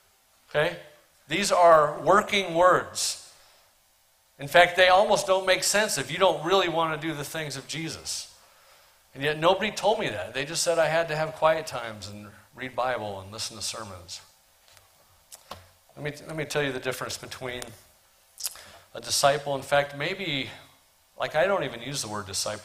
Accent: Portland, Oregon, United States; I'm from Portland, Oregon

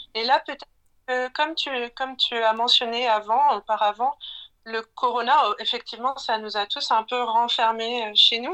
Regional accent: Plougasnou, Brittany, France; moved away as an adult; also born or lived in Lille; now in Berlin, Germany; je suis née à Lille et j'ai ensuite grandi dans un petit village breton euh, qui s'appelle Plouganou.

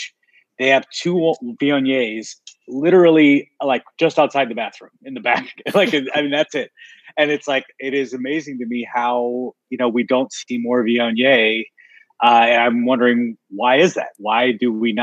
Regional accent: Missouri, United States; I'm from Missouri

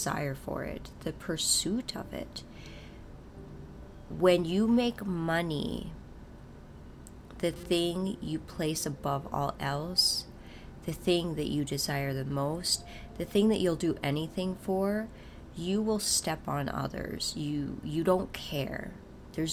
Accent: North Dakota, United States; I'm from North Dakota

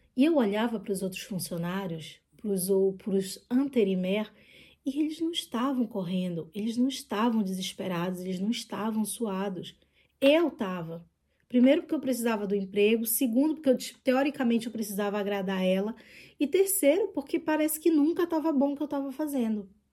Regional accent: Brazil; accent: Brazilian; moved away as an adult; now in France

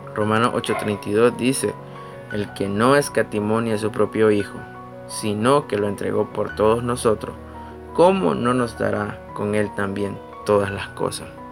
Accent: Nicaragua; soy nicaragüense

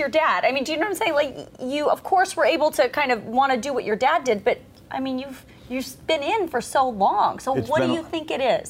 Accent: Los Angeles, California, United States; born or raised there

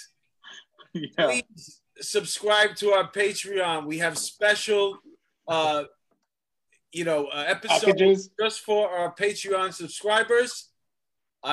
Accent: New York, United States; I'm a New Yorker

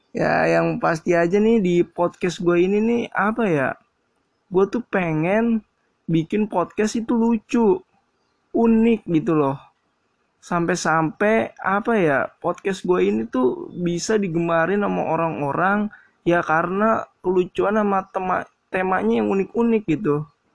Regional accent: Jakarta, Indonesia; Gua asli Jakarta

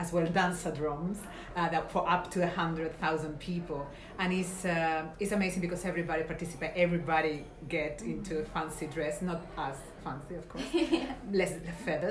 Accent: Canary Islands, Spain; now in Dubai, United Arab Emirates; from Canary Islands, Spain.

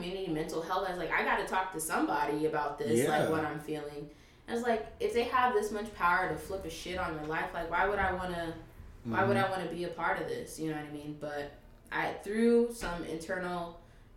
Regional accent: Los Angeles, California, United States; LA, like LA area, LA County

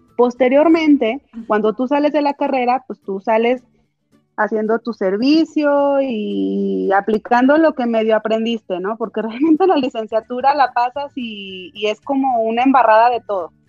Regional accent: Jalpa, Zacatecas, Mexico; moved away as an adult; also born or lived in Villanueva, Zacatecas; now in Zacatecas, Mexico; Yo crecí en Jalpa. Ahí estudié desde el kinder hasta la preparatoria

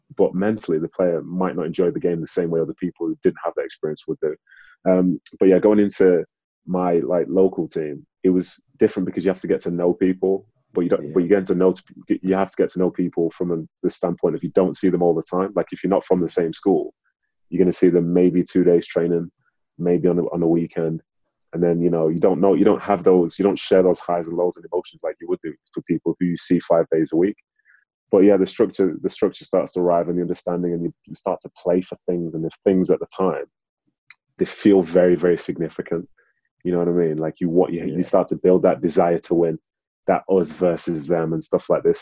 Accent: Manchester, North West England, United Kingdom; also born or lived in Nigeria; I was born in Nigeria, came over to England. I was living in Manchester

